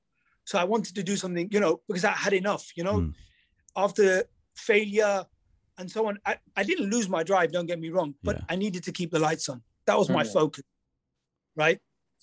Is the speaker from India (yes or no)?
yes; India; When somebody asks me who I am, where I'm from India.